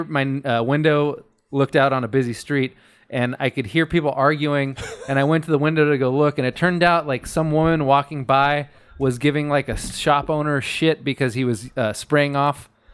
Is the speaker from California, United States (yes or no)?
yes; rural Fresno County, California, United States; I am from rural Fresno County.